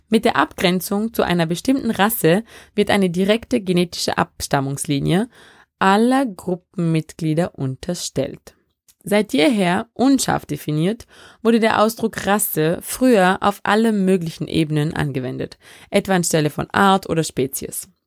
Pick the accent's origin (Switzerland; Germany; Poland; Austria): Austria; Vorarlberg; accent: Vorarlberg dialect; Da kommt mein Vorarlberger Dialekt durch. Oder versucht es zumindest.